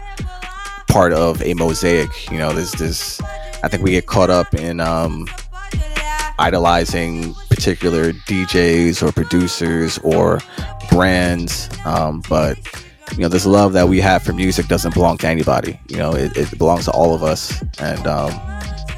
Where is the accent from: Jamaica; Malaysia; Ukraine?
Jamaica; I'm Jamaican